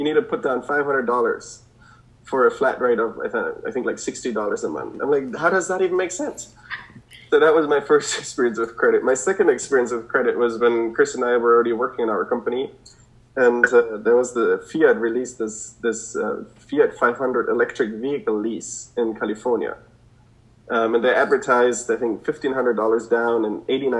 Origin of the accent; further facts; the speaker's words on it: Germany; now in United States; I come from Germany